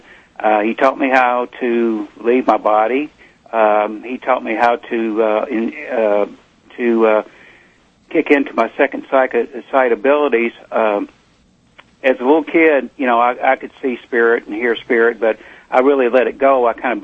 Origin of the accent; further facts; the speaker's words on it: Eastern Kentucky, United States; we're from Eastern Kentucky, and I come from a line of miners and farmers